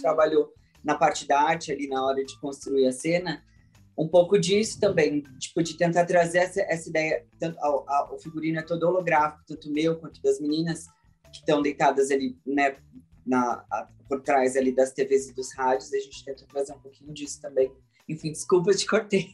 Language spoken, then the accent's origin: Portuguese; Brazil; essa representatividade do meu país